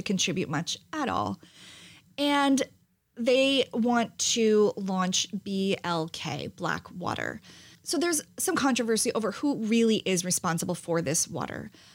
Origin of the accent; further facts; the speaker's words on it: New Jersey, United States; I'm half Italian and I'm from New Jersey.